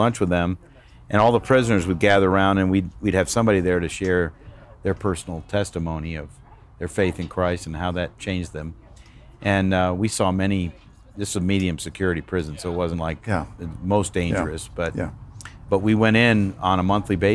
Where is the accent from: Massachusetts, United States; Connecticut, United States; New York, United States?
Connecticut, United States; Danbury; I grew up in Danbury, Connecticut